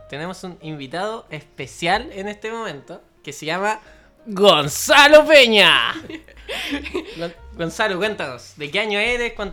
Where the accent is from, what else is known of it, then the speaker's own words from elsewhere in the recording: San Fernando, O'Higgins, Chile; moved away; Yo soy de San Fernando.